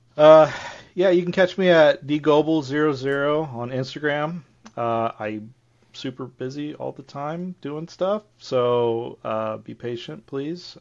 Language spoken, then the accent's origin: English; Ohio, United States; my hometown, we had this cemetery called Buck Cemetery, and I remember when I grew up